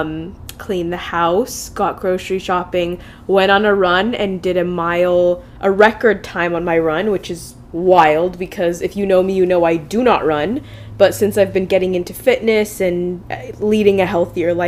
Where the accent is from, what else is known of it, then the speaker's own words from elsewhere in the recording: United States; I'm an American, not an Egyptian.